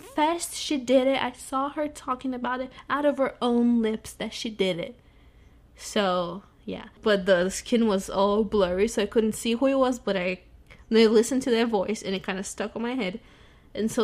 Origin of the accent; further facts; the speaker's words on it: Brazil; moved away; I'm Brazilian